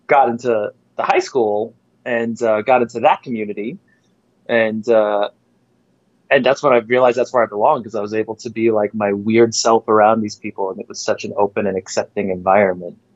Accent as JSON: {"language": "English", "town": "Farmingdale", "region": "New York", "country": "United States", "tie": "born or raised there", "said": "I had a rough time coming up in the school system in Farmingdale"}